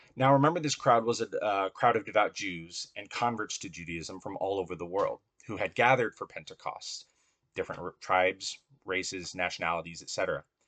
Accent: Southfield, Michigan, United States; moved away; also born or lived in Royal Oak, Michigan / Berkley, Michigan; growing up in the suburbs of Detroit

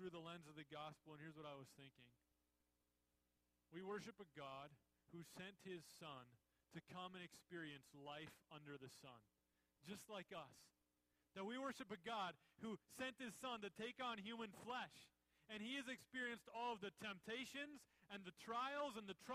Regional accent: United States; as American Christians

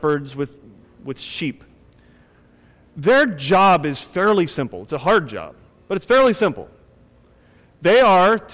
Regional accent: Akron, Ohio, United States; When I was growing up in Akron, Ohio

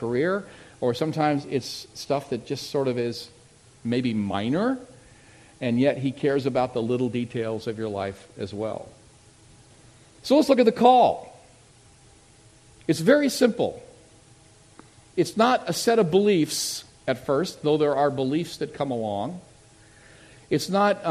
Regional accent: Tucson, Arizona, United States; moved away as an adult; also born or lived in Redwood City, California / Barrington, Rhode Island; I grew up in Tucson, Arizona.

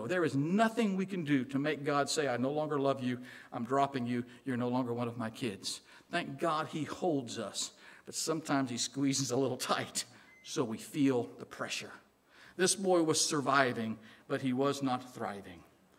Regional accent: Illinois, United States; accent: Southern; also born or lived in Southern US; Now, I'm actually from Illinois, but I married a Southern girl, and I lived in the South for a while. That's where I got this Southern accent. I can't get rid of it.

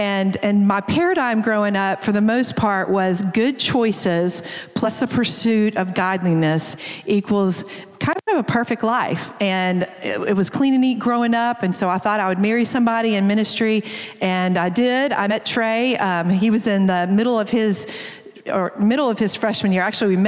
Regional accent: Jacksonville, Florida, United States; moved away as an adult; I grew up in Jacksonville, Florida, and came to Sanford.

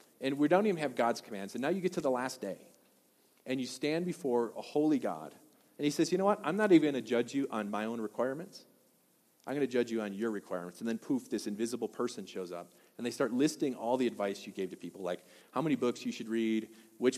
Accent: Wisconsin, United States; also born or lived in Washington; now in Colorado, United States; I'm from Wisconsin

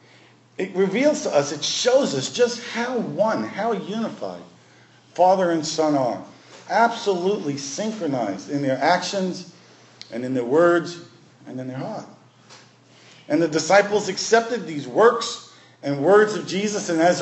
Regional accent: New York City, New York, United States; growing up in Brooklyn

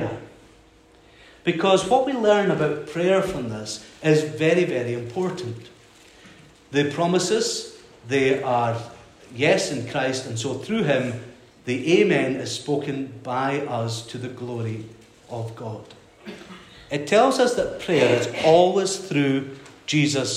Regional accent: Skye, Scotland, United Kingdom; moved away as an adult; also born or lived in Glasgow; I was brought up in Skye, and I came down to Glasgow to study

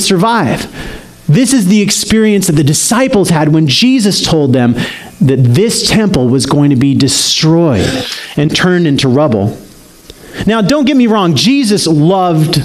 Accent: Salt Lake City, Utah, United States; Salt Lake City, which was my hometown at the time

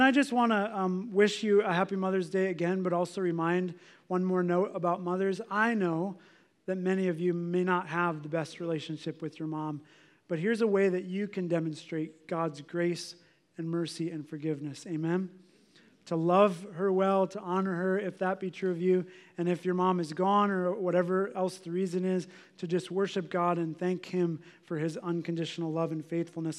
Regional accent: United States; we're American

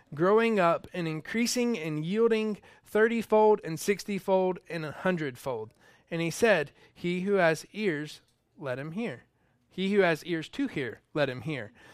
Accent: North Georgia, United States; moved away; I'm from North Georgia, and we have red clay there

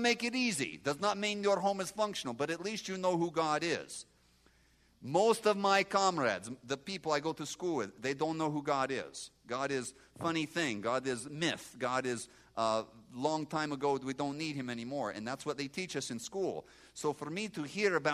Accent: Moldova; moved away; I grew up in Moldova, and we are agriculture area

